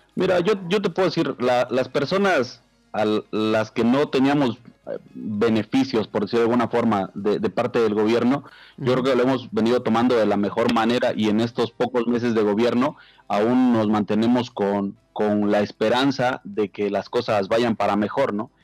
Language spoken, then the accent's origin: Spanish; Mexico; nosotros como mexicanos